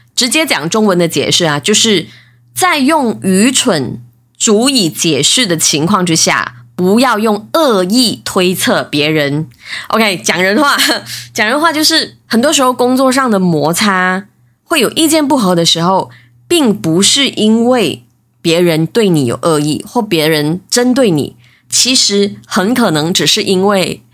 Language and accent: Chinese; Malaysia; 我是来自马来西亚的